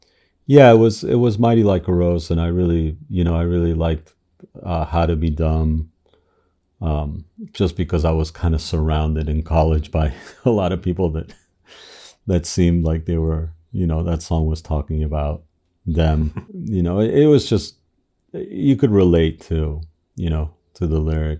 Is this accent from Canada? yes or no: no; Argentina; growing up in Argentina, we had fled the military dictatorship